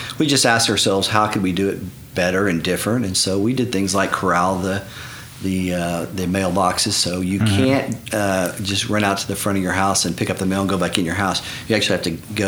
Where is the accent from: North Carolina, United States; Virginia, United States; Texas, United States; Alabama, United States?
Texas, United States; Galveston; also born or lived in Oklahoma; now in Edmond, United States; I was born on the Galveston Island, South Texas